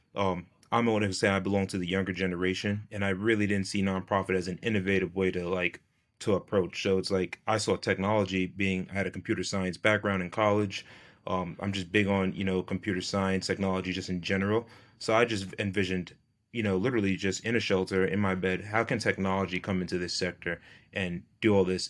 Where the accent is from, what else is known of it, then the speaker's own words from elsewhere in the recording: New York, United States; I'm from New York State